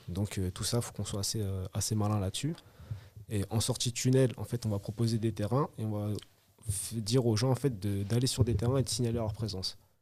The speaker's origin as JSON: {"language": "French", "town": "Évry", "region": "Île-de-France", "country": "France", "said": "je suis originaire d'Evry"}